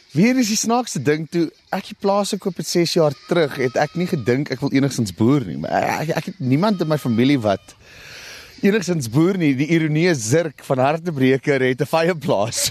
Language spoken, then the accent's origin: Afrikaans; South Africa